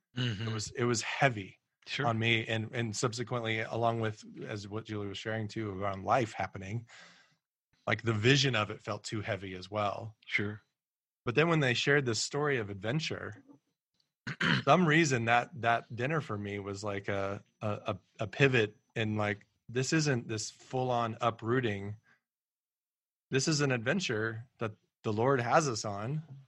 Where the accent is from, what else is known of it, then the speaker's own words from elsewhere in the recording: Colorado Springs, Colorado, United States; moved away as an adult; also born or lived in Kansas City; now in Washington, D.C., United States; we were raised in Colorado and raised in Colorado Springs in particular